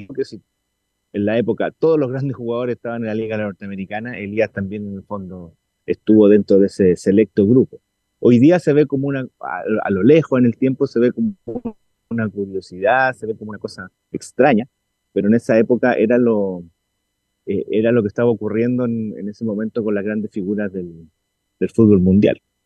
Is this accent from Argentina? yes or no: no; Valparaíso, Chile; ambos somos de Valparaíso, oriundos de Valparaíso